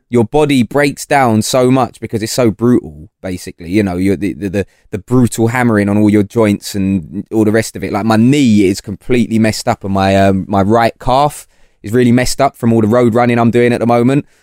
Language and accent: English; London, United Kingdom; also born or lived in Portsmouth; I'm from London